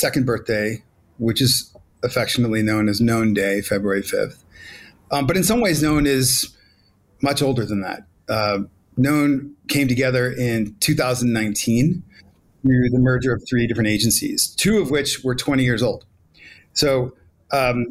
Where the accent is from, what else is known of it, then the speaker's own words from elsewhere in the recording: New York City, New York, United States; I love Brooklyn. That's my hometown, but I am here in Mexico City